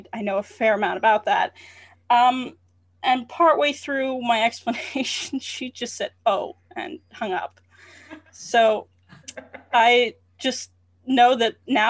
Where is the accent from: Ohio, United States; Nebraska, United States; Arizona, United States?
Ohio, United States; Central; So even though I grew up in Central Ohio and I grew up on a farm, I was not in an area where there were a lot of Mennonites. In fact, most of my school years prior to college were spent in Catholic educational institutions.